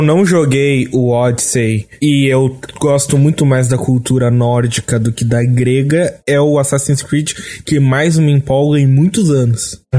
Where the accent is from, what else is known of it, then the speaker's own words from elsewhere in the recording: Rio Grande do Sul, Brazil; Eu sou do Rio Grande do Sul